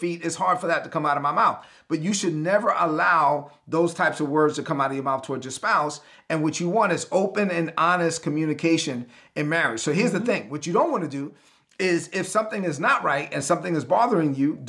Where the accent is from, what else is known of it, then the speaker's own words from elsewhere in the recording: New York City, New York, United States; also born or lived in Caribbean; I'm from Brooklyn